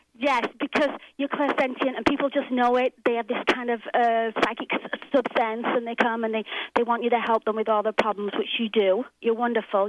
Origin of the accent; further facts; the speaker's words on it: England, United Kingdom; now in Los Angeles, United States; I'm from England, uh, but I live in Los Angeles